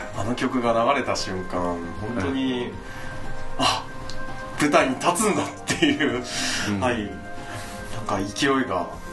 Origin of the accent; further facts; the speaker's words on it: Takaoka, Toyama, Japan; 地元高岡